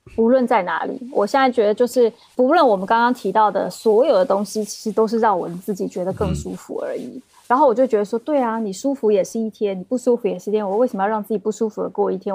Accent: Taiwan; also born or lived in Beijing / Netherlands; now in Amsterdam, Netherlands; 你能听出来是一个台妹

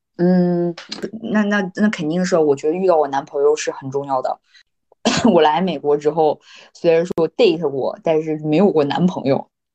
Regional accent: Northeast China, China; moved away as an adult; also born or lived in New York / US West Coast; now in United States; 我们嗯。东北人的

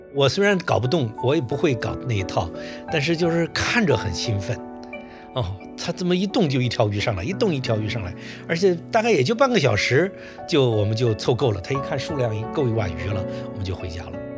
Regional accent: Suizhou, Hubei, China; moved away; also born or lived in Xincheng, Suizhou; 我从小就在汉水的一个，那个上游一个重要的支流的源头，其实我们那地方是源头，是那个河源，我就是在那儿生长，生和长的

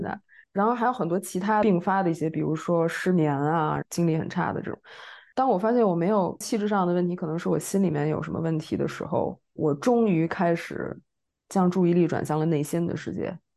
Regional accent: Beijing, China; moved away as an adult; now in Paris, France; 我也是北京人，然后现在在巴黎学习精神分析，做心理咨询

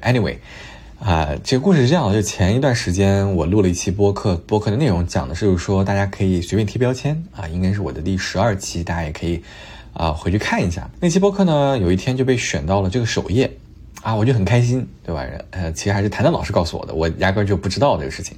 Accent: China; 我们作为中国人

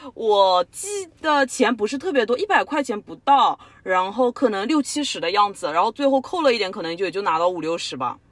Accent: southern China, China; accent: southern; moved away as an adult; also born or lived in Canada; 我们是两个零一年的南方女生。不知道大家觉得我们的口音好不好分辨？我有很多北方的同学都说我们两个的南方口音特别的重

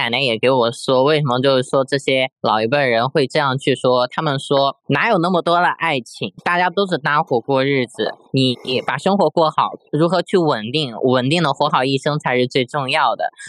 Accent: Henan, China; 我就是河南的，其实

